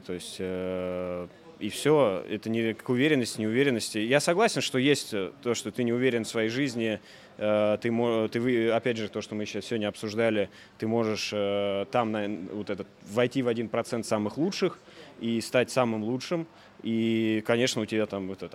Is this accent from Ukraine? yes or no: no; Voronezh, Voronezh Oblast, Russia; moved away as an adult; also born or lived in Moscow; Я из Воронежа, родом из Воронежа, жил в Москве на тот момент